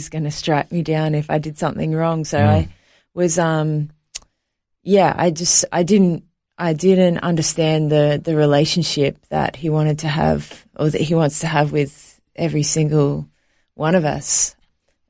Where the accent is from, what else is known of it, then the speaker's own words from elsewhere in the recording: Sydney, New South Wales, Australia; also born or lived in New York, United States; I was actually born in New York, but I was raised in Australia.